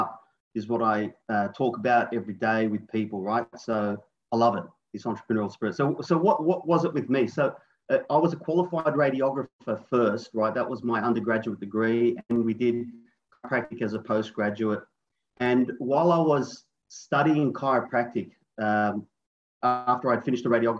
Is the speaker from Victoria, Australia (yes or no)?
no; Sydney, New South Wales, Australia; I'm from Sydney, Australia